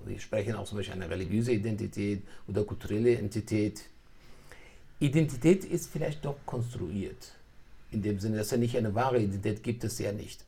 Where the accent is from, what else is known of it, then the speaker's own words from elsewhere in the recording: Iran; moved away; ich bin in Persien geboren, ich bin aus einer schwedischen Tradition gekommen und dann doch mich weiterentwickelt habe dann bin ich hierher gekommen